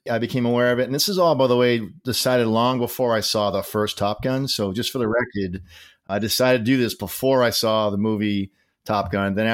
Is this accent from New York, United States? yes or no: no; Massachusetts, United States; He was from Swampscott, Massachusetts, so uh, he had a special relationship with me because I was from Mass. I got more abuse because I had the correct accent.